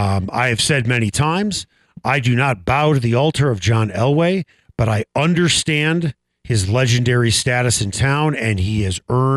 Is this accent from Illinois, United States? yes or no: yes; Chicago, Illinois, United States; moved away as an adult; now in Denver, United States; I grew up in Chicago